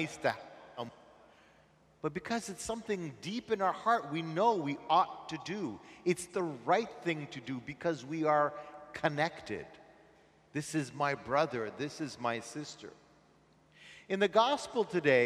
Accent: Montreal, Quebec, Canada; I'm from Montreal.

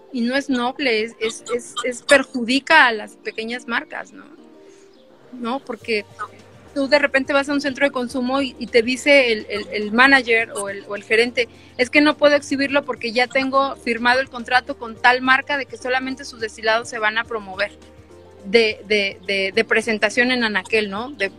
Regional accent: Mexico City, Mexico; soy chilanga

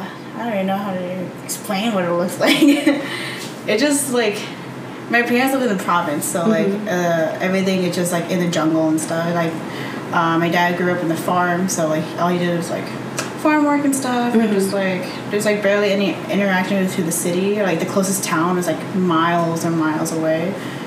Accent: New Jersey, United States; now in Las Vegas, United States; No, I was from New Jersey. I was born in New Jersey.

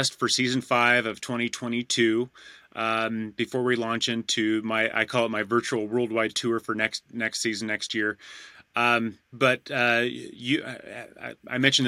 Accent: United States; as an American

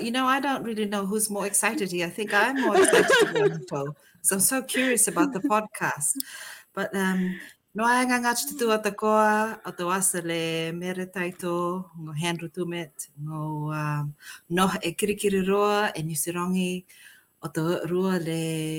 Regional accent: Fiji; moved away as an adult; now in New Zealand; I was born and raised in Fiji, educated in Fiji, moved to New Zealand in 2007, and I've been here since 2014.

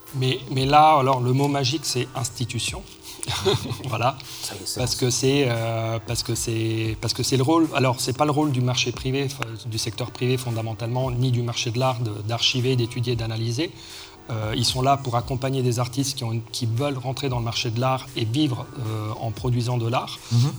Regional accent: Rome, Lazio, Italy; moved away; j'ai grandi à Rome entre autres

